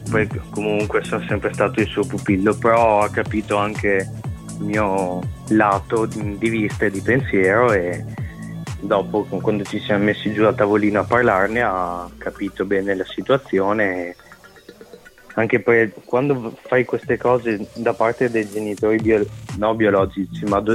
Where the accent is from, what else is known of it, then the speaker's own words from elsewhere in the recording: Rovigo, Veneto, Italy; also born or lived in Romania; No, i miei sono siciliani entrambi e sono venuti qua a Rovigo perché mio papà era un carabiniere e quindi si sono spostati qua per lavoro.